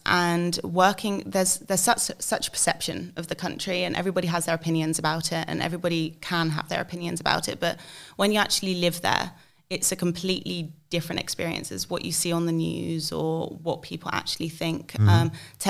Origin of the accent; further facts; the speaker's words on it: England, United Kingdom; accent: English; Well, my English accent definitely helps.